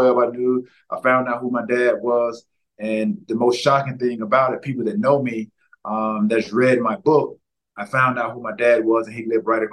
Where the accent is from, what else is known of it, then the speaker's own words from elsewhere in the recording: the South, United States; Growing up in the South